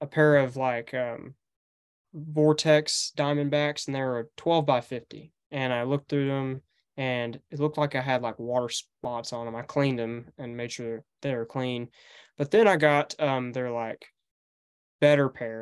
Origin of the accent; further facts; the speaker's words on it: Paris, Tennessee, United States; also born or lived in McKenzie, Tennessee; So I go to school here in McKinsey, Tennessee. That's just 20 miles from my hometown in Paris